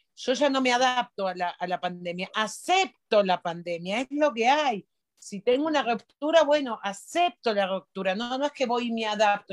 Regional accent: Argentina; moved away; los argentinos nos preguntamos

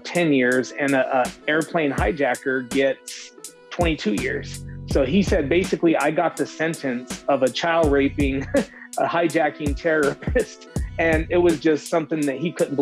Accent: Salt Lake City, Utah, United States; moved away; also born or lived in California; my city, Salt Lake City

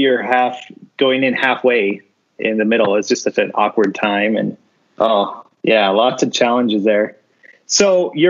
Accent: Meridian, Idaho, United States; I grew up in the West Ada School District, Meridian School District. I graduated from Centennial.

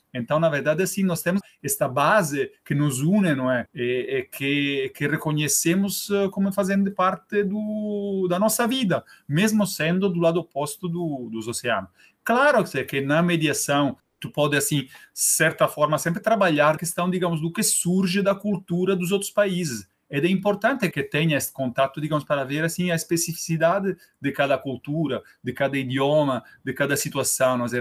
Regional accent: Rome, Lazio, Italy; Portuguese is a second language; moved away as an adult; now in Torres, Brazil; Eu, eu sou italiano, não é? Eu uh, nasci na Itália, em Roma

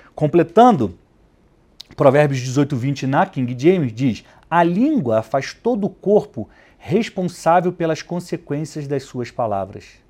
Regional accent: Rio de Janeiro, Brazil; now in São Paulo, Brazil; no Rio de Janeiro, onde eu cresci

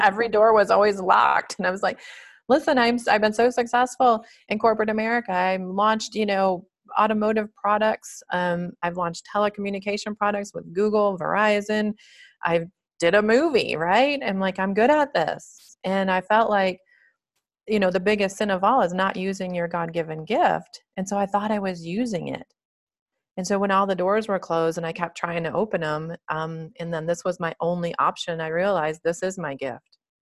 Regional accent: Michigan, United States; moved away as an adult; also born or lived in Dallas, Texas / California; now in Colorado, United States; I was born and raised in Michigan

